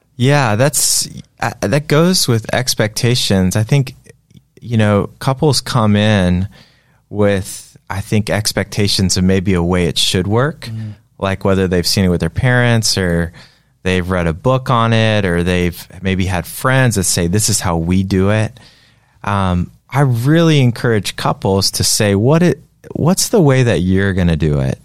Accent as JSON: {"language": "English", "town": "Greensboro", "region": "North Carolina", "country": "United States", "tie": "born or raised there", "said": "growing up in North Carolina in Greensboro"}